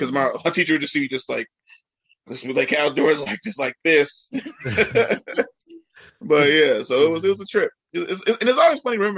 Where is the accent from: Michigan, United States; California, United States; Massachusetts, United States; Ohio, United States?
California, United States; Richmond; I grew up in Richmond, California